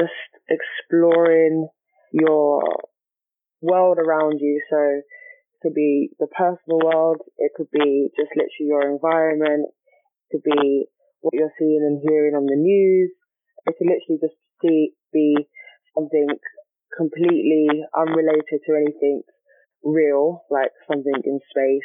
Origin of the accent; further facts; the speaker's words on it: London, United Kingdom; moved away as an adult; now in Stevenage, United Kingdom; I grew up in Arnos Grove.